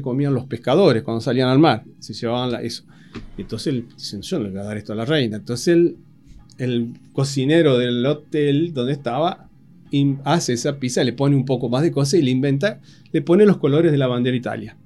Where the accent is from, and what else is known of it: Argentina